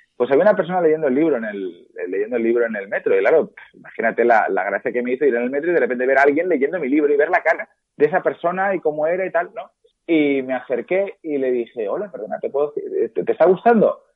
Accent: Valencia, Valencian Community, Spain; nosotros somos de Valencia

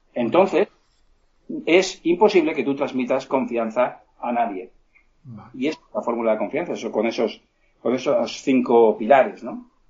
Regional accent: Petrer, Valencian Community, Spain; Yo soy de un pueblo que se llama Petrel, en Alicante

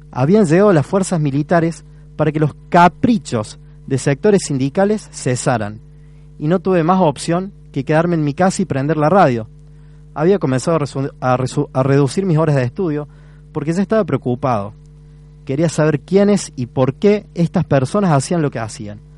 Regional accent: Córdoba, Argentina; soy partícipe también, porque soy estudiante cordobés.

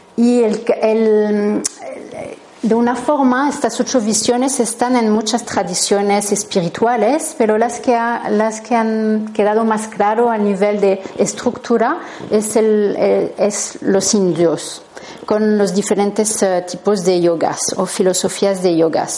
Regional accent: France; Spanish is a second language; soy francesa, así que si notáis un acento es normal.

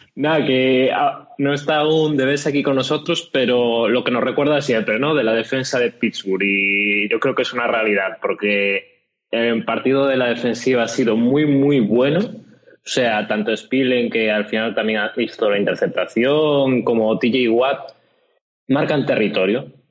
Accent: Galicia, Spain; como buen gallego

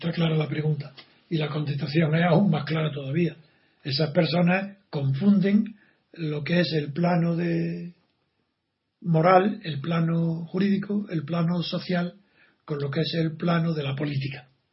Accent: Andalusia, Spain; soy andaluz y figuraros cómo conozco a mis paisanos porque de pequeño he oído todas esas frases

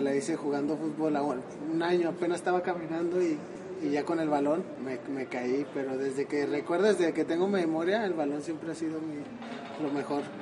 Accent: Guadalajara, Jalisco, Mexico; moved away; yo soy de Guadalajara

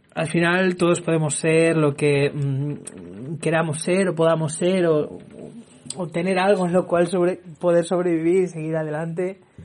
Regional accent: Barcelona, Catalonia, Spain; also born or lived in Villafranca de los Barros, Badajoz, Extremadura; Nací en Barcelona y a excepción de dos años he vivido toda mi vida en Barcelona

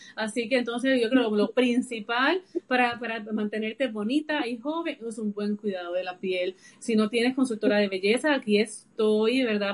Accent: Puerto Rico; yo soy de de Puerto Rico y vivo, ¿verdad? Resido también aquí en, la isla

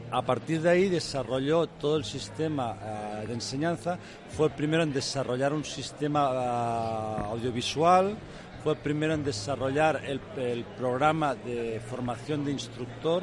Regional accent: Spain; yo soy español

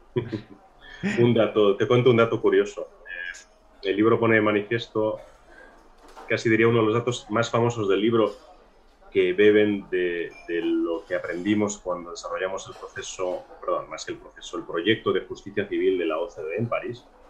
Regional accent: Granada, Andalusia, Spain; yo soy granadino

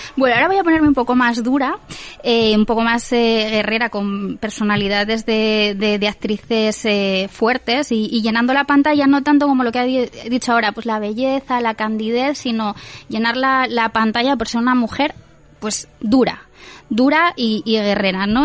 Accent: Spain; nosotros como españoles

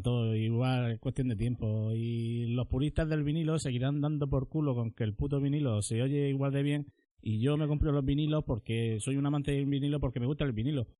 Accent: Murcia, Region of Murcia, Spain; nosotros somos de aquí de Murcia

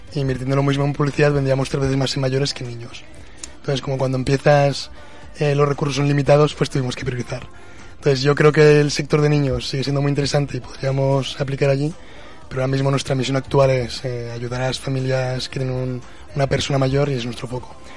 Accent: Zaragoza, Aragon, Spain; nosotros estamos aquí en Zaragoza y somos de Zaragoza

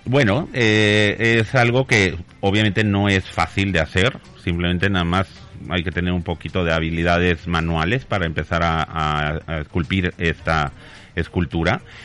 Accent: Mexico; now in Spain; yo soy mexicano llevo muchos años en España

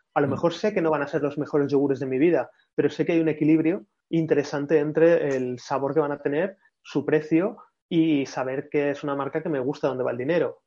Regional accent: Madrid, Community of Madrid, Spain; familia de Córdoba, pero yo nací en Madrid

